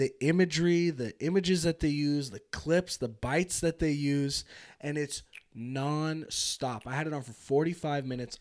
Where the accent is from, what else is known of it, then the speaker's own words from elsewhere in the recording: California, United States; now in Reno, United States; born, I'm born and raised in California.